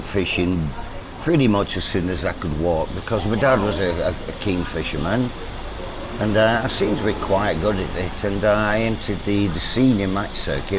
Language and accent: English; about 10 miles north of Manchester, North West England, United Kingdom; moved away as an adult; also born or lived in Singapore; now in Pattaya, Thailand; I'm a northerner originally, about 10 miles north of Manchester.